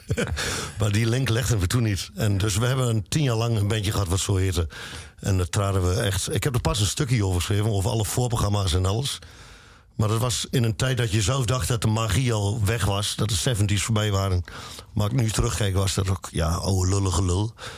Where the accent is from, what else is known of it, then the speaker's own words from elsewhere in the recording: Luttenberg, Overijssel, Netherlands; ik kom uit Luttenberg, dat is een klein dorpje.